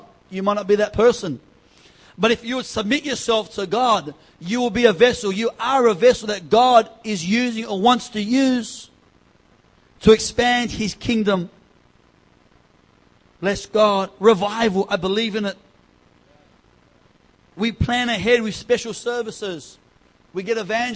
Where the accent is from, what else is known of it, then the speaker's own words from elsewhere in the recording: East Coast, Australia; we're from the East Coast.